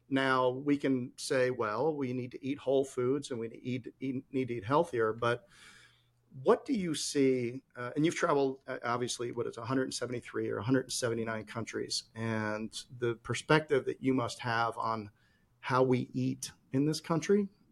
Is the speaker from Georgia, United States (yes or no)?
no; Chicago, Illinois, United States; now in North Carolina, United States; I grew up in Chicago